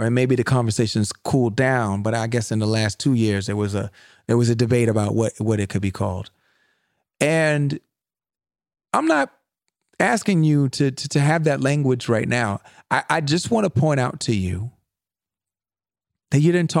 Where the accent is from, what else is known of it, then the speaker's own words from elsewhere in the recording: United States; I'm an American